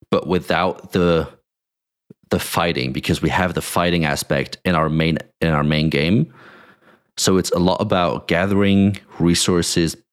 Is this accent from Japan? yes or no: no; Germany; I grew up like in Germany most most of my uh, most of my teenage years.